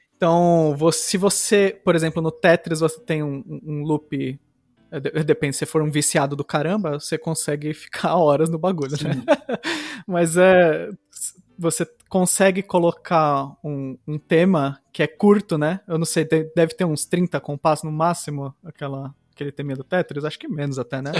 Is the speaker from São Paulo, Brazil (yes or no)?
yes; ABC Paulista, São Paulo, Brazil; quando eu estava crescendo no ABC Paulista